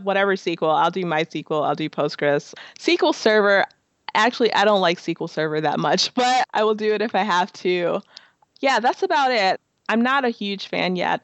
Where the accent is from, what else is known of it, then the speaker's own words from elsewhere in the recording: Chicago, Illinois, United States; moved away as an adult; now in Minneapolis-St. Paul, United States; I'm originally from Chicago. So I moved here in 2010